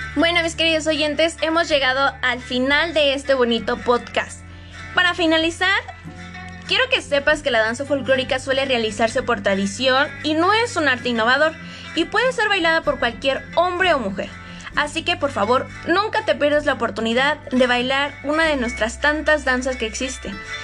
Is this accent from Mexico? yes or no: yes; Mexico; nos representa como mexicanos